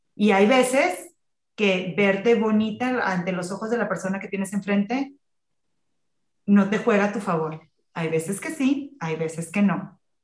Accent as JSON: {"language": "Spanish", "town": "Tampico", "region": "Tamaulipas", "country": "Mexico", "moved": "yes", "said": "yo soy de Tampico, vivía en Tampico"}